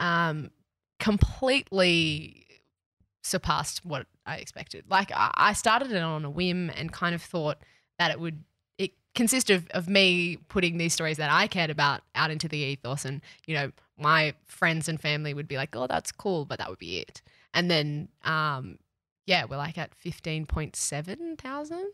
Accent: Cronulla, New South Wales, Australia; I grew up in the Sutherlandshire in New South Wales, Cronulla

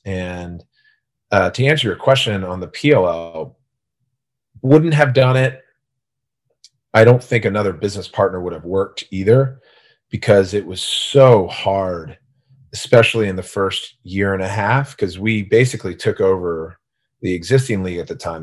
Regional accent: Gaithersburg, Maryland, United States; I grew up in Gaithersburg, Maryland, so a small rural town in, outside of D C.

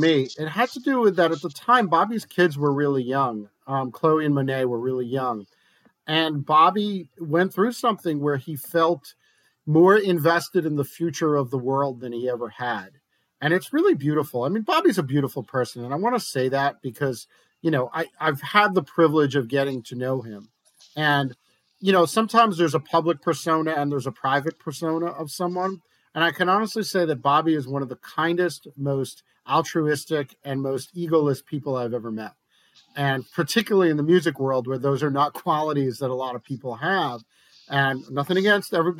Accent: New Jersey, United States; in my home state, in Jersey

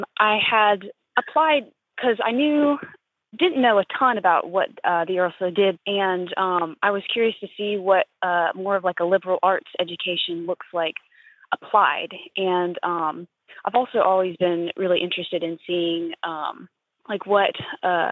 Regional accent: Canton, Georgia, United States; I'm from Canton, Georgia

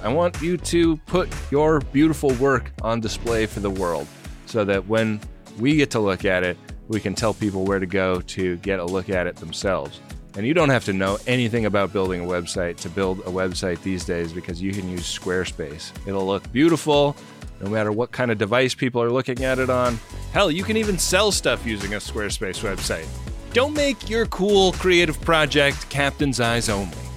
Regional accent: California, United States; now in New York, United States; I grew up in California

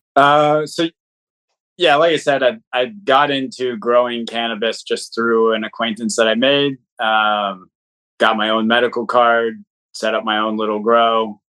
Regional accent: Portland, Oregon, United States; I actually uh, was born and grew up here in Portland, Oregon.

